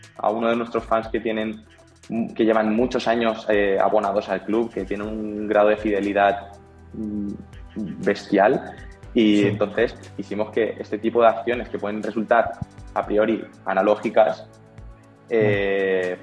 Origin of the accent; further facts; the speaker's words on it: Alicante, Valencian Community, Spain; now in Valencia, Spain; Yo, yo soy de Alicante, que es una, ciudad que está cercana a Valencia